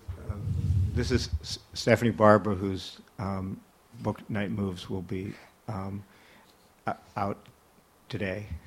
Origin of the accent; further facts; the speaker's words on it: Minnesota, United States; I came from Minnesota